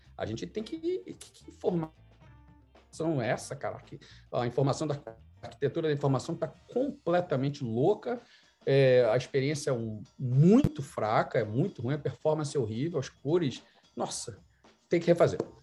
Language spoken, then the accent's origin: Portuguese; Rio de Janeiro, Brazil; moved away as an adult; also born or lived in Vancouver, Canada / Toronto, Canada; now in Canada; com minha banda de pagode, como um bom carioca